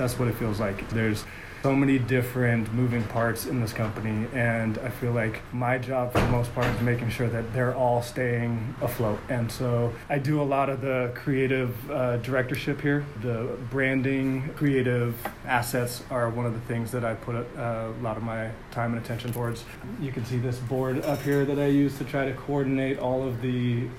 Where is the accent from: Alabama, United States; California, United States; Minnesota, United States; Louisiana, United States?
California, United States; I'm the general manager of Harmony Farms. I come from California, and I'm here because this is what I love to do.